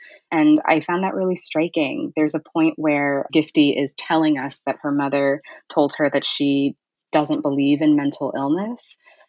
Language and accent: English; Ghana; now in United States; when I left my house, people didn't necessarily see me as a Ghanaian anymore.